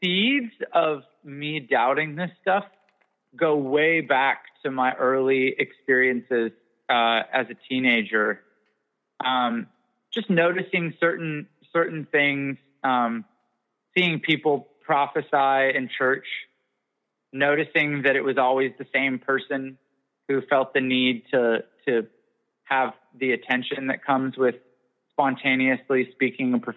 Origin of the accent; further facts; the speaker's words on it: Canada; I'm also Canadian.